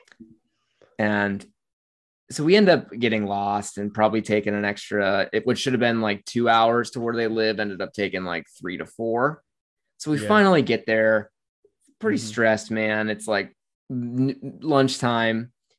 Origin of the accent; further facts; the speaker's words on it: United States; we're from the United States